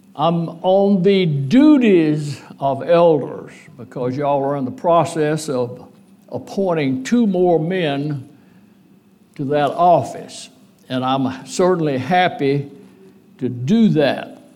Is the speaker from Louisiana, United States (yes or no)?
yes; DeQuincy, Louisiana, United States; also born or lived in Lake Charles, Louisiana; De Quincy, my hometown congregation, been a member of it a long time